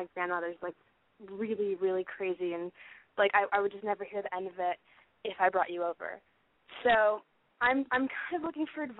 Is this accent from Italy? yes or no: no; Portland, United States; moved away as an adult; now in Los Angeles, United States; I'm 21, and I am from Portland, and I have been living in Los Angeles for 3 years now.